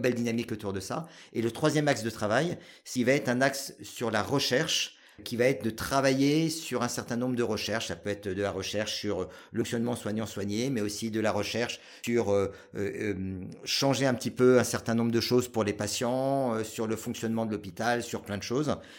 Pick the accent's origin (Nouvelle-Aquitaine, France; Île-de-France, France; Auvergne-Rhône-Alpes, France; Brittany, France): Île-de-France, France; Paris region; moved away as an adult; also born or lived in Asia / Grenoble; j'ai euh, vécu jusqu'à l'âge de 23 ans en région parisienne